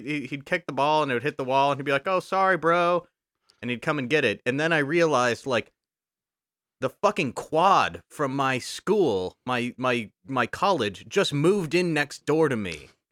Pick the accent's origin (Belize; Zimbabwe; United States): United States; Texas; moved away; I recently went back to Texas, my home state